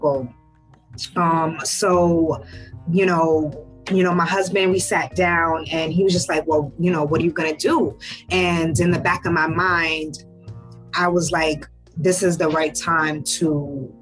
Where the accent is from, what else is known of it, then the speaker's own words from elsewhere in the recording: New York City, New York, United States; also born or lived in Ghana / Pennsylvania / Bronx, New York; my parents moved to Harlem, New York. When I was young. So I was raised in Harlem.